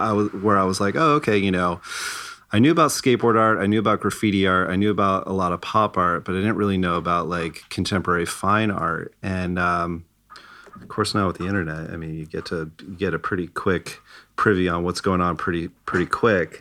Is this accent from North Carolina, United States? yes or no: no; Irvine, California, United States; I grew up in Irvine